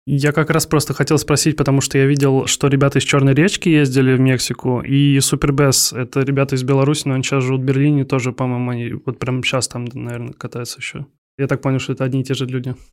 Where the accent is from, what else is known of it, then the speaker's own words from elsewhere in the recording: Kaliningrad, Kaliningrad Oblast, Russia; Я из Калининграда